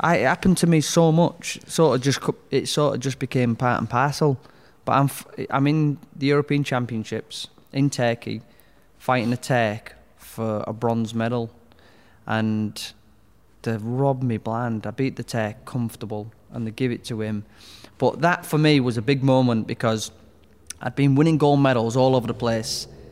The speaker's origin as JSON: {"language": "English", "town": "Hull", "region": "Yorkshire and the Humber", "country": "United Kingdom", "tie": "born or raised there", "said": "I grew up in Hull in Westhull"}